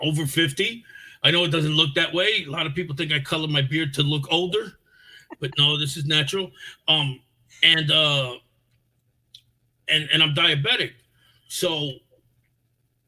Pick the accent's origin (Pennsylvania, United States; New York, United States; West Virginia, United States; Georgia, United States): New York, United States; New York City; moved away as an adult; also born or lived in Albany, New York / Fort Lauderdale, Florida; now in Virginia, United States; I was born in the South Bronx. I was born in a hospital that was in the Bronx. And I grew up there back in the 70s.